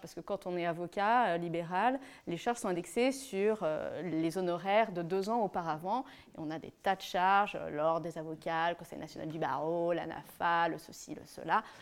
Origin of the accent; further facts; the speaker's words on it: Lyon, Auvergne-Rhône-Alpes, France; je suis née à Lyon, née d'une famille de trois enfants, d'une maman japonaise et d'un père français